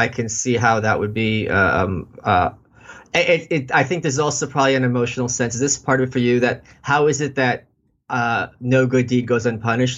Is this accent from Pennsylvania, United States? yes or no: no; New York City, New York, United States; I'm a New Yorker. I've been here all my life.